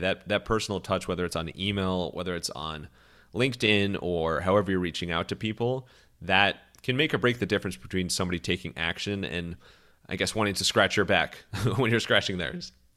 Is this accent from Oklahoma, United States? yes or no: no; Cleveland, Ohio, United States; I'm from Cleveland